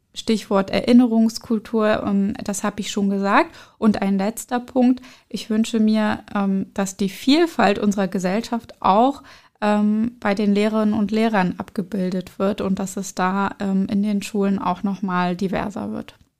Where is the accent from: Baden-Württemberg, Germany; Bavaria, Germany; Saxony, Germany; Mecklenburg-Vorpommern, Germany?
Mecklenburg-Vorpommern, Germany; Schwerin; German is a second language; moved away as an adult; also born or lived in Berlin; in meiner Jugend in Schwerin